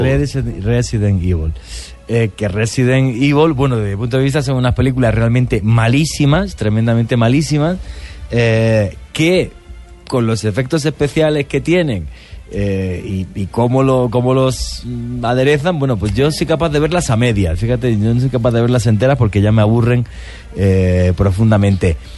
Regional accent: Spain; un diario muy conocido en mi país que se llama el ABC

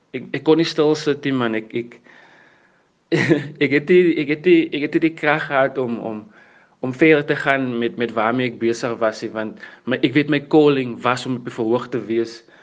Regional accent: Worcester, Western Cape, South Africa; ek het groot geword in Victoria Park en in Johnson's Park in Woester

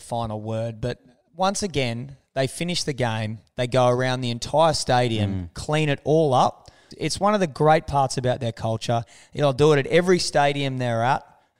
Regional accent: Queensland, Australia; I'm a Queenslander

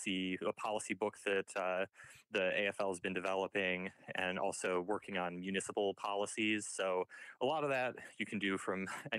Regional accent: Michigan, United States; So, I grew up in Southwest Michigan. I've lived here my whole life.

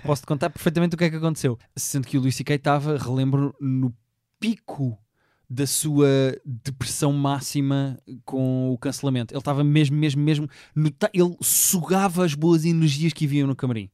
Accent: Portugal; eu sou português

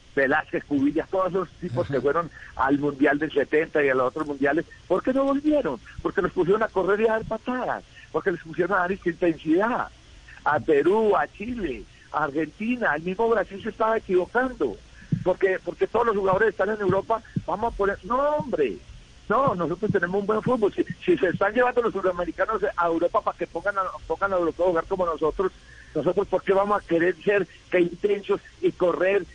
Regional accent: Colombia

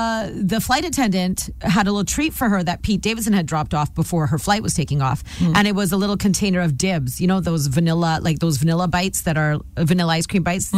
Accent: India; she also used to have a lot of hair on her forehead because I'm Indian and I used to too, and I still do.

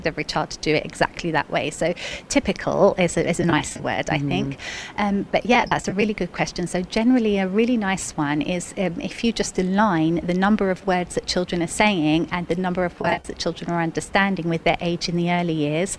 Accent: Cyprus; first language English; now in United Arab Emirates; I'm actually Cypriot, so I learnt Greek as a second language

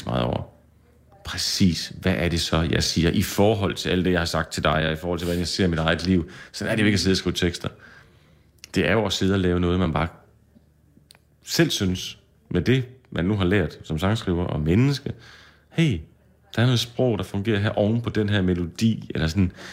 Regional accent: Skanderborg, Central Denmark Region, Denmark; moved away as an adult; also born or lived in Aarhus / Copenhagen; Blev bare hjemme i Skanderborg

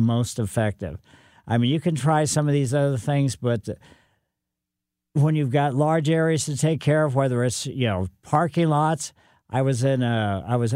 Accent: St. Louis, Missouri, United States; also born or lived in Southern California; Came back to St. Louis for a position at the Botanical Garden

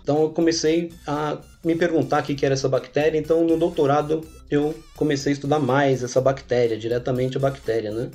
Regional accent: São Paulo, Brazil; eu sou paulista aqui da capital, né, paulista paulistano

